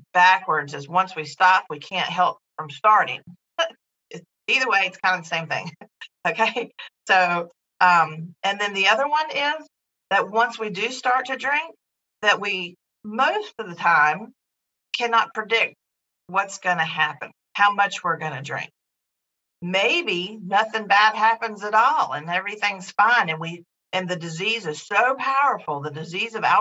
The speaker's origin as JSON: {"language": "English", "region": "North Carolina", "country": "United States", "tie": "born or raised there", "also_born_or_lived": "California", "said": "I was born and raised in North Carolina"}